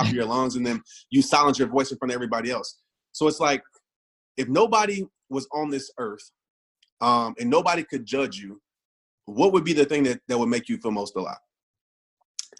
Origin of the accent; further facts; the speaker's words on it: Kenner, Louisiana, United States; I grew up in New Orleans, Kenner, Louisiana.